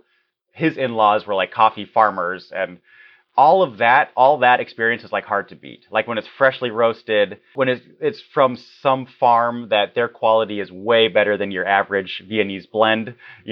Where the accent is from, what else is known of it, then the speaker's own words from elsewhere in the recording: Munich, Bavaria, Germany; also born or lived in Czech Republic / California; now in Oregon, United States; I was raised in Munich